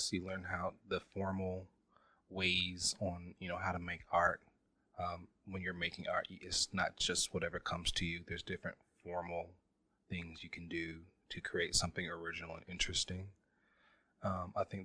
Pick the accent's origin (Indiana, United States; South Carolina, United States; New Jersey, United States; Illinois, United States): Indiana, United States; Indianapolis; I'm from Indianapolis, capital city. Or Naptown as well.